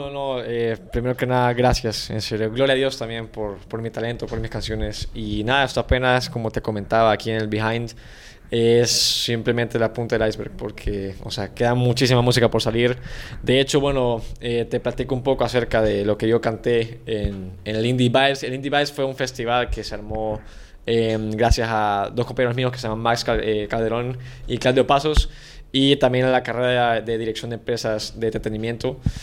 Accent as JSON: {"language": "Spanish", "region": "San Salvador", "country": "El Salvador", "tie": "born or raised there", "moved": "as an adult", "lives_now": "Mexico", "said": "nací en San Salvador, soy del 2000"}